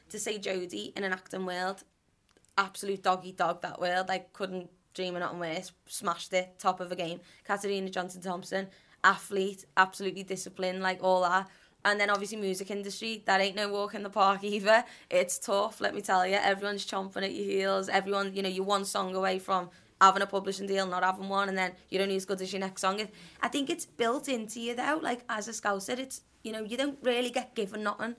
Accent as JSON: {"language": "English", "town": "Liverpool", "region": "North West England", "country": "United Kingdom", "moved": "as an adult", "lives_now": "London, United Kingdom", "said": "all my family is still here"}